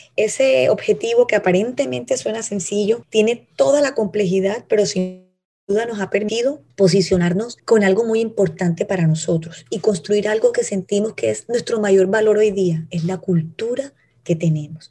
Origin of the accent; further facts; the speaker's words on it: Cartagena, Bolívar, Colombia; como cartagenera, como colombiana